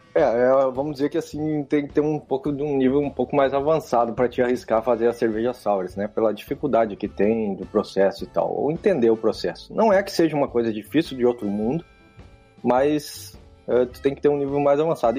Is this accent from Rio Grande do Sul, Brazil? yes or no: yes; Santo Ângelo, Rio Grande do Sul, Brazil; moved away as an adult; also born or lived in Algeria / Dominican Republic; eu sou gaúcho do Santo Ângelo